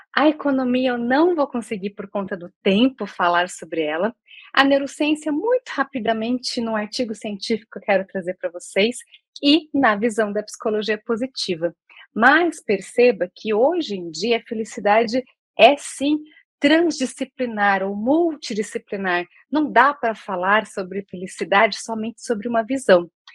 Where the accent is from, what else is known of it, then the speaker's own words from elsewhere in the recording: Campinas, São Paulo, Brazil; now in Porto Alegre, Brazil; moro aqui em Porto Alegre, mas sou nascida em Campinas